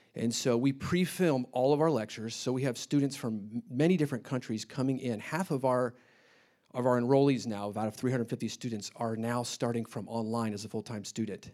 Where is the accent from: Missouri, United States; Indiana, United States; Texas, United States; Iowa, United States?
Indiana, United States; Indianapolis; moved away as an adult; I grew up in Indianapolis.